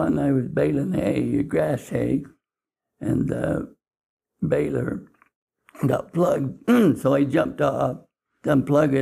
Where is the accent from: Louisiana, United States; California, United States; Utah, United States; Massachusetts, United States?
Utah, United States; Salem; I was raised in Salem. And I was born in a home in Salem